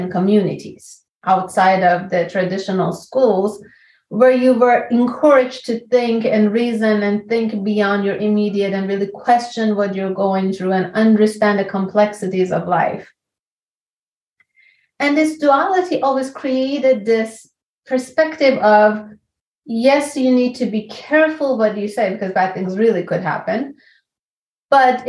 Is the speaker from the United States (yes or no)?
no; Iran; moved away as an adult; I'm from Iran. I came here about 22 years ago now